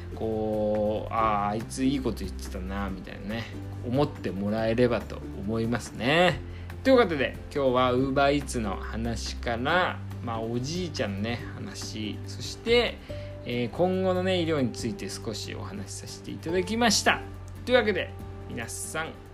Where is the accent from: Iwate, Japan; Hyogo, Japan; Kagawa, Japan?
Iwate, Japan; moved away; 僕のねあの地元の岩手もまあ、もちろんね東北なんで